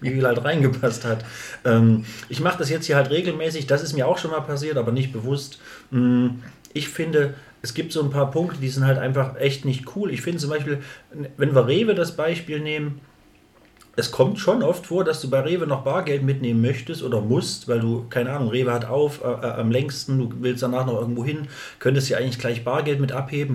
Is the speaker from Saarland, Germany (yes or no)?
no; East Thuringia, Germany; also born or lived in Jena; bei uns auf dem Dorf, also hier, ja, Thüringen, Ostthüringen